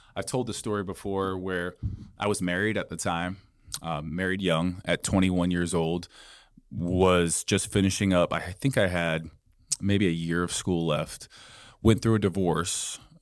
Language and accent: English; Boise, Idaho, United States; I'm from Boise, Idaho originally.